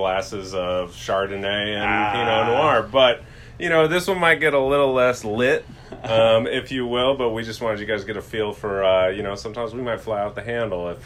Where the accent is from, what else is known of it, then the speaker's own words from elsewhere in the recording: Missoula, Montana, United States; now in California, United States; I'm not from a baseball town. I'm from Montana, Missoula, Montana